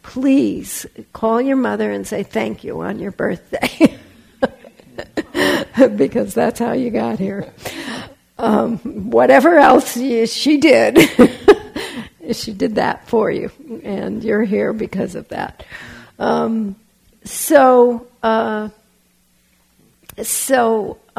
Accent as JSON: {"language": "English", "town": "Los Angeles", "region": "California", "country": "United States", "tie": "born or raised there", "also_born_or_lived": "Berkeley, California", "said": "I was raised in Los Angeles, but I grew up in Berkeley"}